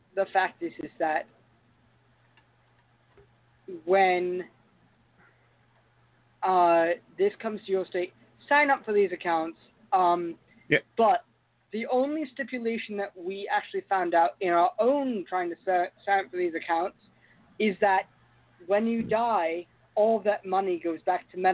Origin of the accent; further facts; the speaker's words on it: London, United Kingdom; In my home country of London